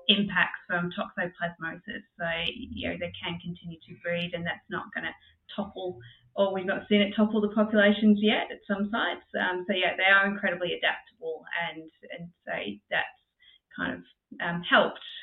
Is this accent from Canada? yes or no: no; England, United Kingdom; now in Australia; being English